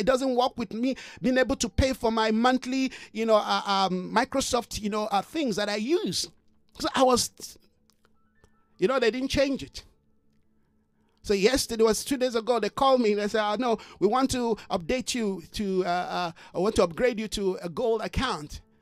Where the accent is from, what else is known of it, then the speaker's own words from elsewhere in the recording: Nigeria; moved away; I'm a Nigerian.